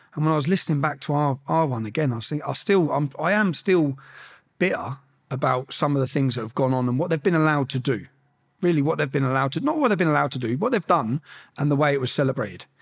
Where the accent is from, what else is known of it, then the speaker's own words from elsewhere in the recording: Luton, East of England, United Kingdom; growing up in Luton